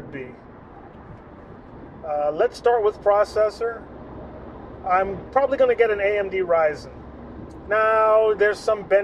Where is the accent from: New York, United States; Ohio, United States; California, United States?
New York, United States; New York City; also born or lived in New Jersey; And I grew up driving in New York City.